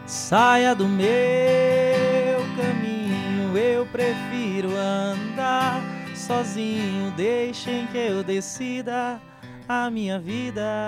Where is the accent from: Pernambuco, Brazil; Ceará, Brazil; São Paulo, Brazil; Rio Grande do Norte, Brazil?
Ceará, Brazil; quando saio do Ceará, que chego no Sudeste como ator nordestino, sou questionado pelo meu sotaque